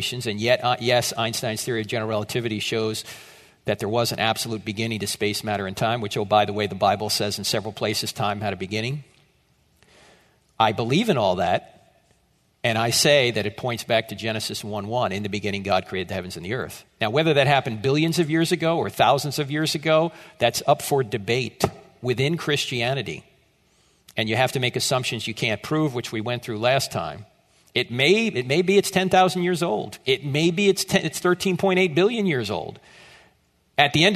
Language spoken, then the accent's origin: English; New Jersey, United States; moved away as an adult; I am from New Jersey